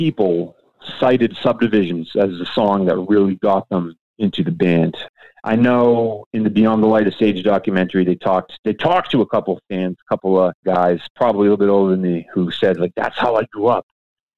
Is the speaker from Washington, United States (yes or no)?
no; New Hampshire, United States; moved away as an adult; now in Massachusetts, United States; I grew up in New Hampshire and I live in Mass with my family. Lifelong New Englanders.